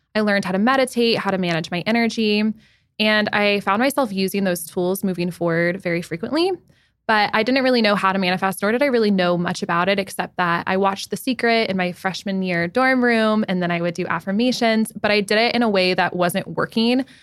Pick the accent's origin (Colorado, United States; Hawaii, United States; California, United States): Colorado, United States; Denver; moved away as an adult; also born or lived in Manhattan, New York; now in New York City, United States; I grew up in Denver, Colorado, but I've been in Manhattan since February twenty twenty